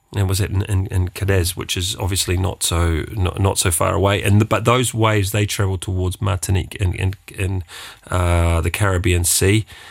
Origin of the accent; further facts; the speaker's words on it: Wellington, New Zealand; moved away as an adult; now in Luxembourg; I come from Wellington